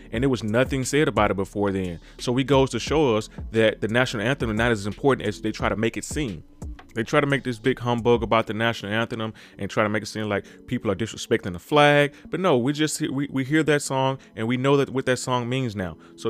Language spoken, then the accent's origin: English; Mississippi, United States; because I'm from Mississippi, and when sometimes you're in that town, you're in that small town, you just don't have the vision enough to kind of think beyond where you are.